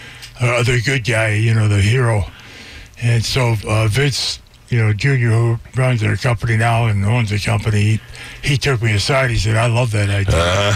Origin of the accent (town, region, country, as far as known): Minnesota, United States; born or raised there